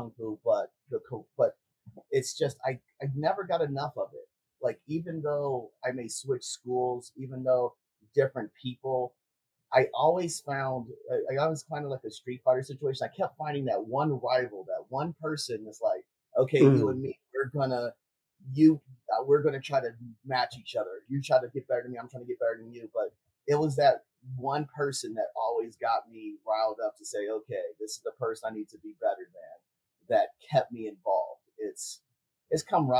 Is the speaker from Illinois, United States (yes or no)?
yes; Chicago, Illinois, United States; also born or lived in Oklahoma; born and raised in Chicago. Grew up in Lincoln Park, went out up until sixth grade, then moved out to the southwest side in Beverly up until high school